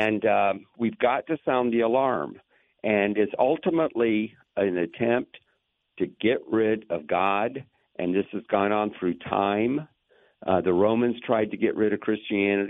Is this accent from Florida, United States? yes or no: yes; Lakeland, Florida, United States; I grew up in Lakeland